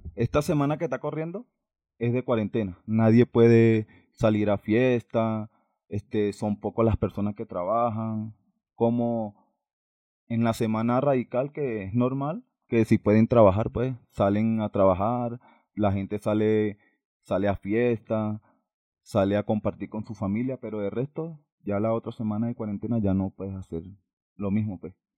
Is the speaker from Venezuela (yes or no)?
yes; Valencia, Carabobo, Venezuela; moved away as an adult; now in Bogotá, Colombia; yo soy de Valencia.